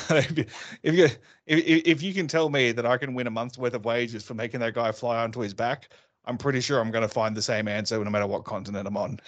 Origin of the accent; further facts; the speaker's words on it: Australia; also born or lived in London; I'm Australian